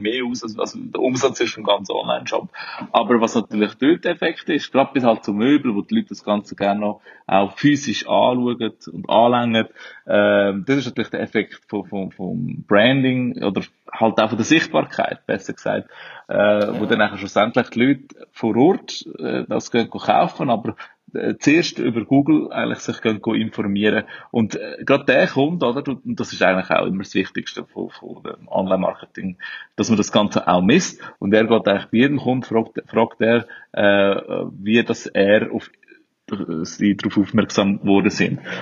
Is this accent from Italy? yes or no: no; Switzerland; moved away as an adult; now in Brazil; Ich bin Schweizer